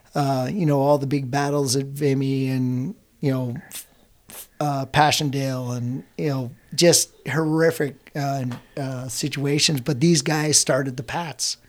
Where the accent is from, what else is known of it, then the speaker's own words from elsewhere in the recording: Scotland, United Kingdom; I'm Scottish